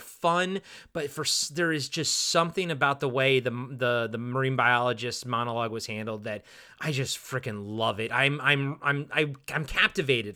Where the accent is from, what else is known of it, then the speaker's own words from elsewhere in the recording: Maryland, United States; I'm from Maryland